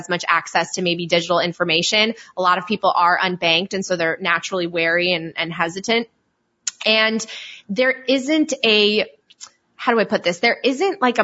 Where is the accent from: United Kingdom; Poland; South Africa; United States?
Poland; moved away; also born or lived in Italy; so I'm from Poland, and I also lived in Italy